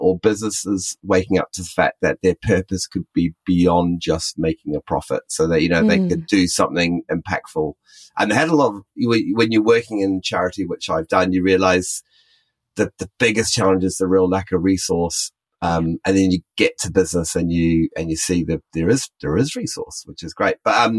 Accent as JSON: {"language": "English", "country": "United Kingdom", "lives_now": "Auckland, New Zealand", "said": "I'm really split between being British and being Kiwi. I've worked on both sides of the world"}